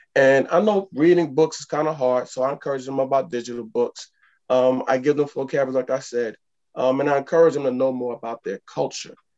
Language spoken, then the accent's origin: English; New York, United States; I grew up in New York right around that time.